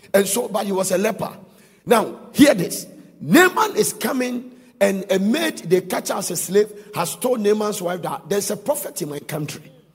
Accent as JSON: {"language": "English", "country": "Ghana", "said": "we are Ghanaian"}